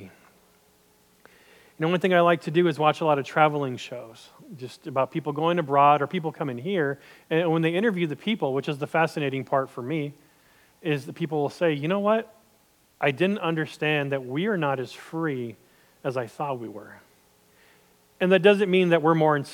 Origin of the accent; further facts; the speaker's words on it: United States; I'm American, and don't get me wrong, I love being an American.